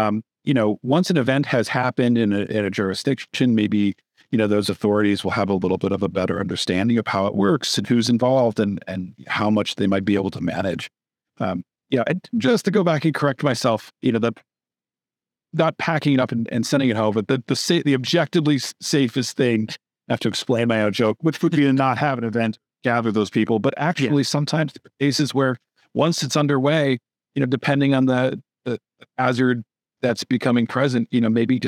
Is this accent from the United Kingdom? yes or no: no; Wisconsin, United States; now in Austin, United States; I grew up in Wisconsin.